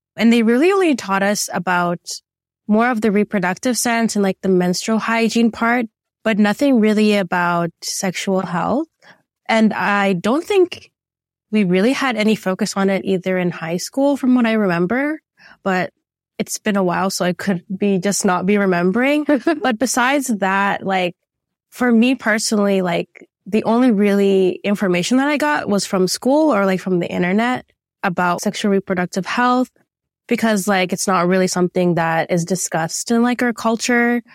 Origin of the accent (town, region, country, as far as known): Toronto, Ontario, Canada; born or raised there